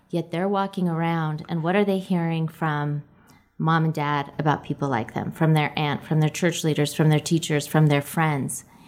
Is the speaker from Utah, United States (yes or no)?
yes; Orem, Utah, United States; I grew up in Orem.